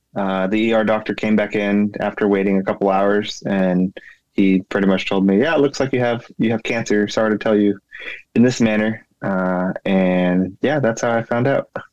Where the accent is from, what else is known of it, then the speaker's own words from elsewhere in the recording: California, United States; moved away as an adult; now in Maryland, United States; I am originally from California. Grew up, born and raised in California